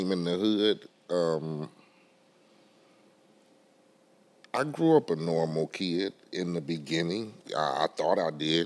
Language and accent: English; Compton, California, United States; I grew up in Compton, in Spooktown.